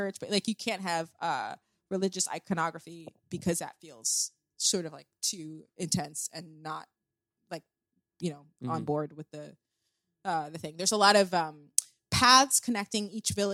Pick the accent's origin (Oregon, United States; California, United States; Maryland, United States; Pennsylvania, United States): Maryland, United States; Columbia; moved away as an adult; also born or lived in Barcelona / New York; I am from Columbia, Maryland, which is a special place, and I had a very fortunate upbringing.